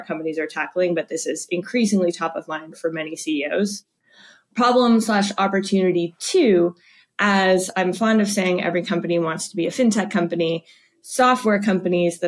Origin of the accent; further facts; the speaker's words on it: Canada; now in United States; my family back in Canada